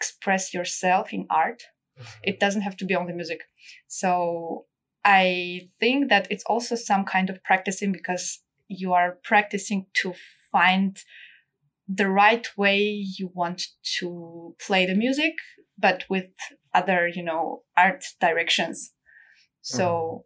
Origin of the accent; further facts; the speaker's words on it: Armenia; now in Munich, Germany; I was born in Armenia in a family of musicians.